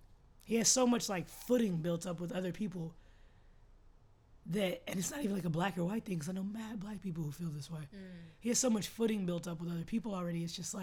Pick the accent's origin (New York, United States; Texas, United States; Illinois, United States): Texas, United States; Austin; I'm from Austin, so festival capital.